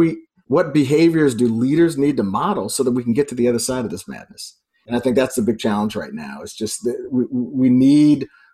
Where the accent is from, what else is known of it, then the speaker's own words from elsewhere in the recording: Lafayette, Louisiana, United States; So Lafayette, Louisiana.